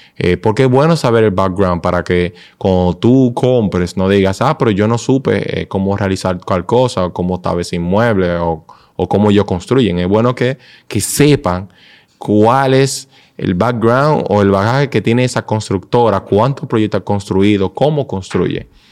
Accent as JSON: {"language": "Spanish", "country": "Dominican Republic", "said": "nosotros como dominicanos"}